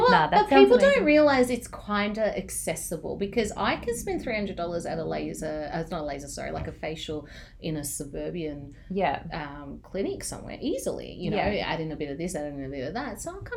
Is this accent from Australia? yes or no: no; Cyprus; I did not know that you were Turkish, so we're fellow Turks. You're from mainland, I'm from Cyprus.